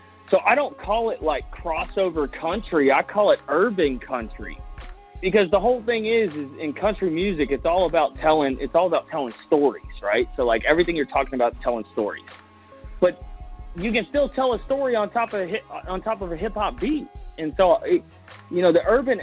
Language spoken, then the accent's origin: English; Louisiana, United States; growing up in Louisiana, man, I came from, like, a very unique cultural background